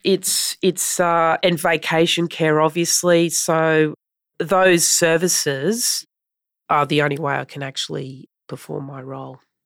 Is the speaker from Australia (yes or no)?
yes; Brisbane, Queensland, Australia; Brisbane is my hometown